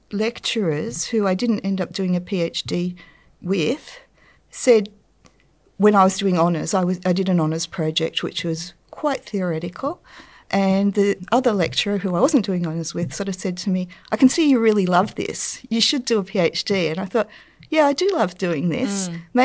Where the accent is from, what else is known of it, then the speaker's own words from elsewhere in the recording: Newcastle, New South Wales, Australia; I grew up in Newcastle, so there was a lot of industry there